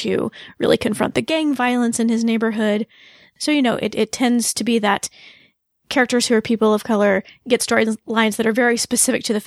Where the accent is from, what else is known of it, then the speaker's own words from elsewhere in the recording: United States; we're from the United States